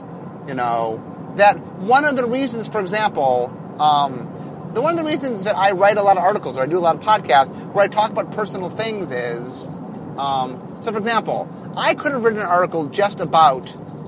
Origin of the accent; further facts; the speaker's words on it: Seattle, Washington, United States; Okay, so I'm from Seattle.